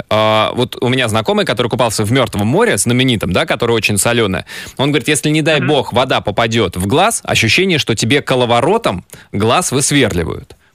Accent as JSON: {"language": "Russian", "town": "Cheboksary", "region": "Chuvashia", "country": "Russia", "said": "я из Чебоксар. Планы на лето – хорошо сдать ЕГЭ."}